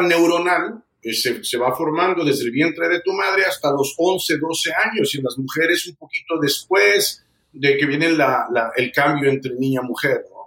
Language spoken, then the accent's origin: Spanish; San Luis Potosí, Mexico; Yo nací en San Luis Potosí, México